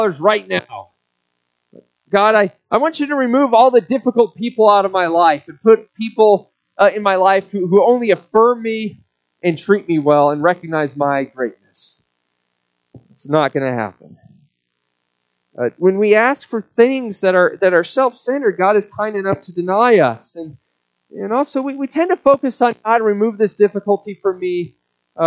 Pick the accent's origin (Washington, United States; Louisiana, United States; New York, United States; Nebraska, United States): Nebraska, United States; Omaha; moved away; in Omaha when I lived there. That was my hometown. Grew up there